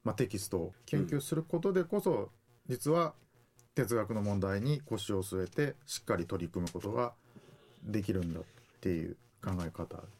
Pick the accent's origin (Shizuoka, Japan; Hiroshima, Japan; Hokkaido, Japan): Hiroshima, Japan; moved away as an adult; also born or lived in Kansai / Tokyo; now in Okinawa, Japan; 出身は、えー、広島県ですで大学は関西にいて、えー、大学院から東京に出て